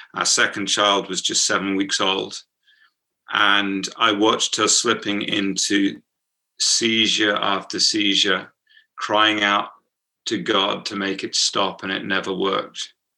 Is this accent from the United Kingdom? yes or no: yes; United Kingdom; accent: British; my uh, British accent